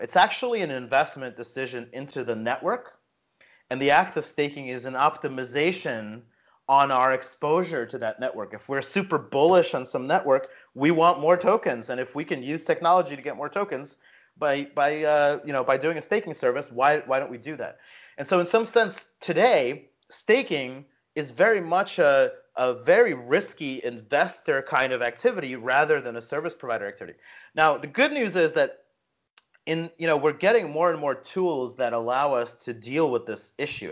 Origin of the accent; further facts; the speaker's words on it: New Jersey, United States; I grew up in Jersey, so I grew up in kind of like the punk scene